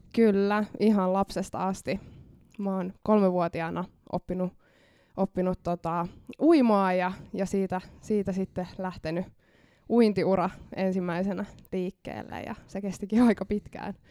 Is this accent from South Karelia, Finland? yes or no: no; Lahti, Päijät-Häme, Finland; mä oon lahtelainen